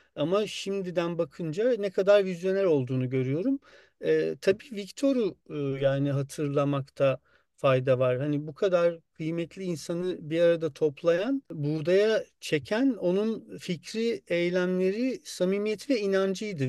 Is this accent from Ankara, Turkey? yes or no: no; Muğla, Turkey; moved away; also born or lived in Istanbul; ben Muğla'da büyüdüm.